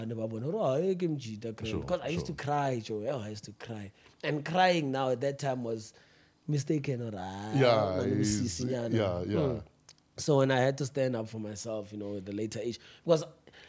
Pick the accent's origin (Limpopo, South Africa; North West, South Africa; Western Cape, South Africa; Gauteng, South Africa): Gauteng, South Africa; Johannesburg; Yeah, that's where I grew up. Well, I was born in Kosoweto, Barra. And then we had to move to Habu Babaka, so which is northwest in the Gobrets.